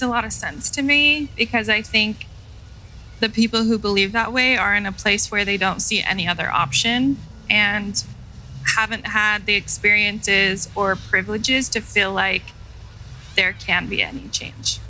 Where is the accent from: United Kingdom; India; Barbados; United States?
United States; Utah; I was born and raised in Utah